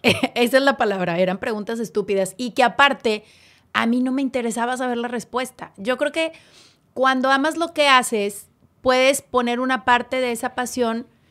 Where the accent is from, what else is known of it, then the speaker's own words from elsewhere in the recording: Monterrey, Nuevo León, Mexico; Yo soy hecha en León y nací en Nuevo León